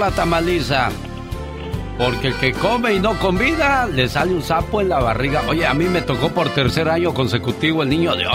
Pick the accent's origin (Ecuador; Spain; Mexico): Mexico; Torreón, Coahuila; moved away; y un día salí de Torreón. Pero Torreón nunca salió de mí.